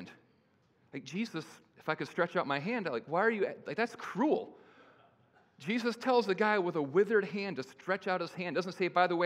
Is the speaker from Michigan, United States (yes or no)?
yes; Kalamazoo, Michigan, United States; I was born via cesarean in Kalamazoo, Michigan